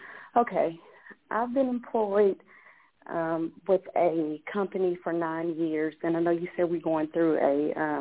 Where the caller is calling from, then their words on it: Texas, United States; I'm calling from Texas.